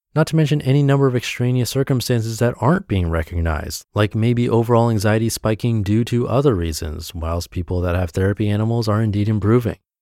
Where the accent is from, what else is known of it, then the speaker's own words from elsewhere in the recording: New England, United States; Growing up in New England